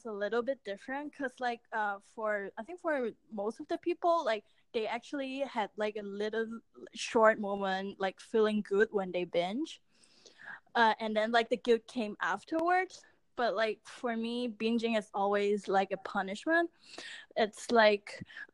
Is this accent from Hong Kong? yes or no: yes; Hong Kong; I grew up in Hong Kong.